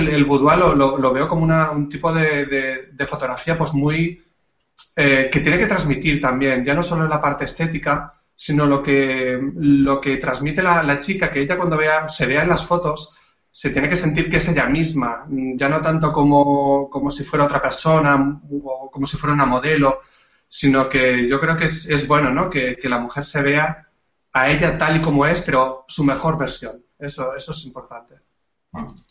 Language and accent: Spanish; Catalonia, Spain; now in Andalusia, Spain; soy un catalán que vive desde hace ya muchos años en Andalucía